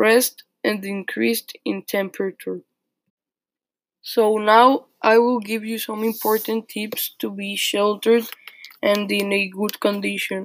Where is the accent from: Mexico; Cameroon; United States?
Mexico; Tampico, Tamaulipas; My hometown, Tampico, is the most humid place I know.